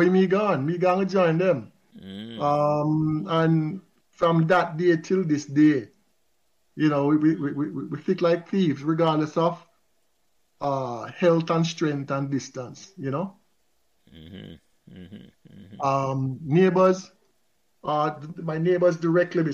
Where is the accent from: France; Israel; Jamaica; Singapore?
Jamaica; Kingston; At age 6, I remembered vividly when we moved to Pembroke Hall. We moved from Lindus Road.